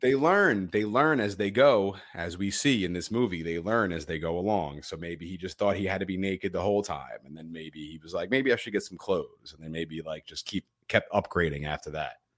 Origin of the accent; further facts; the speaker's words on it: New York, United States; I'm a New Yorker